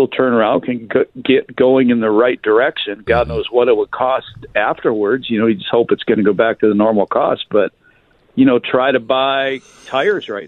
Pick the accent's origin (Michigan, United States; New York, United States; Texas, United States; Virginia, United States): Michigan, United States; moved away; Growing up in Michigan